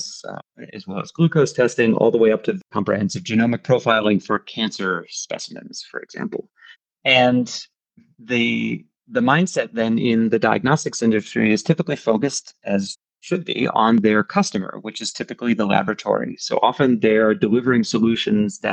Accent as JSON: {"language": "English", "region": "New Jersey", "country": "United States", "tie": "born or raised there", "moved": "as an adult", "lives_now": "Europe", "said": "As I was growing up in New Jersey, my parents started their own business"}